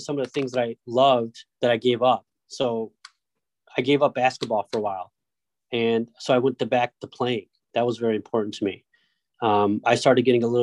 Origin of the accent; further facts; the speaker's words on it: Detroit, Michigan, United States; moved away as an adult; also born or lived in Rochester, New York; We grew up in Detroit, lived in like a very small apartment